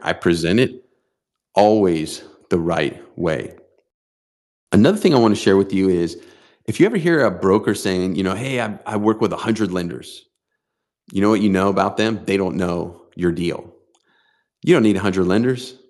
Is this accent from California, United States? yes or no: yes; San Diego, California, United States; here in my hometown of San Diego